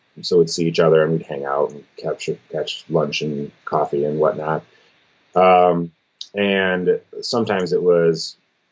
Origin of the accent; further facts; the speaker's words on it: Michigan, United States; I was from Michigan and intended to stay in Michigan